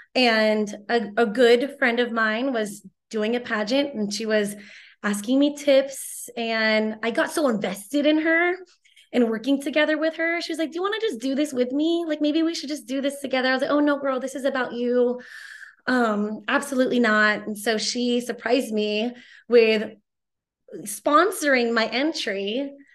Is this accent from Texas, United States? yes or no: no; Torrance, California, United States; my house in Torrance that I grew up